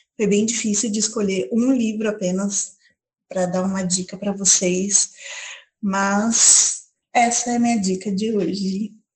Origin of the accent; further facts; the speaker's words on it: Paulínia, São Paulo, Brazil; tenho 29 anos, sou de Paulínia